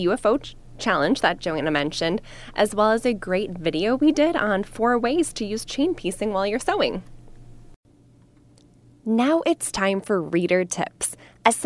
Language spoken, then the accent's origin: English; Wisconsin, United States; accent: northern; I'm from Wisconsin, so saying bag without sounding too northern was hard for me